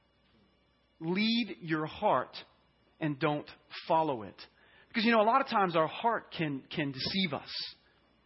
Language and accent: English; Louisiana, United States; I'm from Louisiana, and so I want to use a term. It's called lanyap